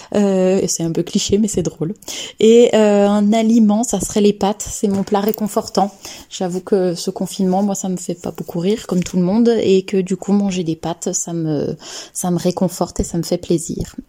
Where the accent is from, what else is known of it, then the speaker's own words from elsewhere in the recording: Lyon, Auvergne-Rhône-Alpes, France; also born or lived in Annecy; now in Saint-Étienne, France; je suis née à Annecy, j'ai grandi un peu plus à Lyon et maintenant j'habite à Saint-Étienne